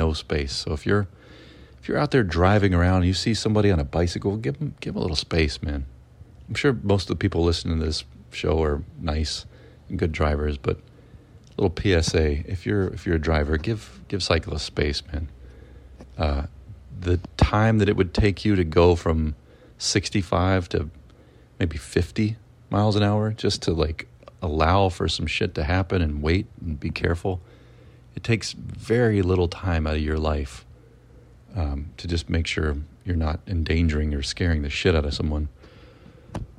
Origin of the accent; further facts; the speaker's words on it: Mississippi, United States; I'm from Mississippi